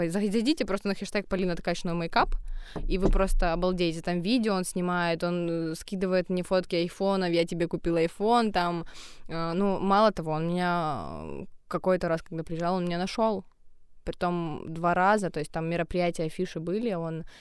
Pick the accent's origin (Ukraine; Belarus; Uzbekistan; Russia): Ukraine